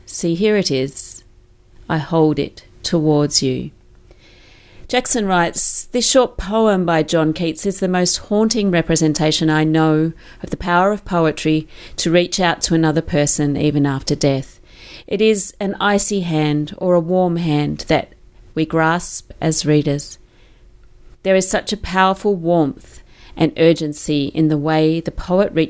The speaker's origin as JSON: {"language": "English", "town": "Melbourne", "region": "Victoria", "country": "Australia", "tie": "born or raised there", "said": "growing up in suburban, very sort of white middle class Melbourne."}